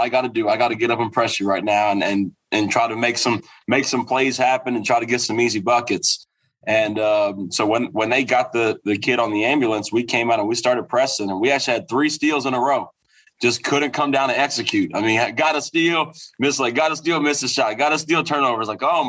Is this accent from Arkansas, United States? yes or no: yes; Lake Hamilton, Arkansas, United States; moved away as an adult; also born or lived in Jonesboro, Arkansas; now in El Dorado, United States; And I'm from Lake Hamilton. I played at Lake Hamilton.